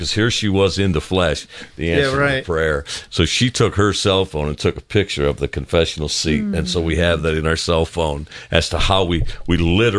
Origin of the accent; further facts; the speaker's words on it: village near Bellevue, Ohio, United States; now in Lilburn, United States; three houses down from where I grew up as a kid was a St. Francis statue.